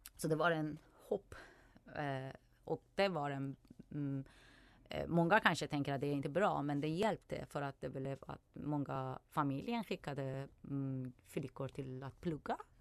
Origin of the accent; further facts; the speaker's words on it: Iran; Swedish is a second language; now in Sweden; jag är från Iran